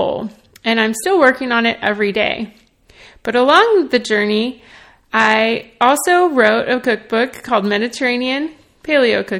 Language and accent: English; Nashville, Tennessee, United States; I'm from Nashville, Tennessee. I grew up in the South eating Southern comfort food